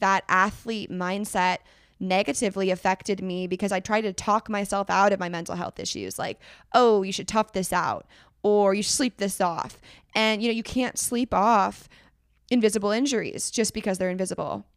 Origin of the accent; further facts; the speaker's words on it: Northern California, United States; I'm from Northern California